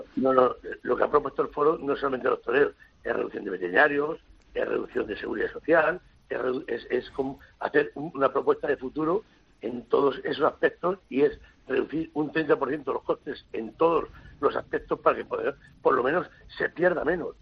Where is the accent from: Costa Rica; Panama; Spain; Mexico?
Spain; Villaseca de la Sagra, Castilla-La Mancha; soy alcalde de mi pueblo